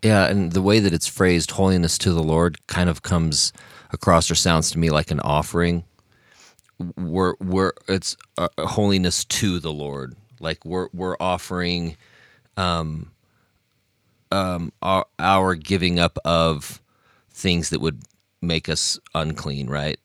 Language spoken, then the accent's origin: English; Logan, Utah, United States; moved away as an adult; I'm from Logan, even though now I've lived outside of Logan for oh my goodness, this year will be, I will have lived outside of Logan for as long as I was living in Logan in my life now.